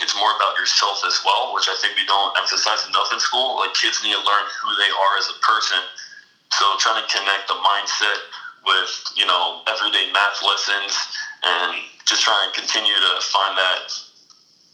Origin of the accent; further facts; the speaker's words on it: New Jersey, United States; I'm from Jersey